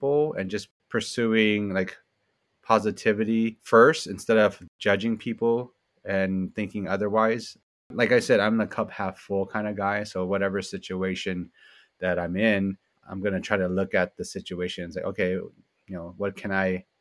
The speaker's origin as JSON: {"language": "English", "town": "San Francisco", "region": "California", "country": "United States", "tie": "born or raised there", "said": "I grew up in the Richmond district in San Francisco."}